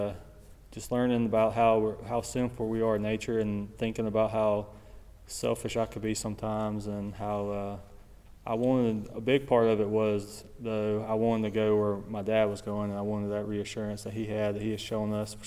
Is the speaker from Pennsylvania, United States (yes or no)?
no; Sumrall, Mississippi, United States; I grew up in Summerall, Mississippi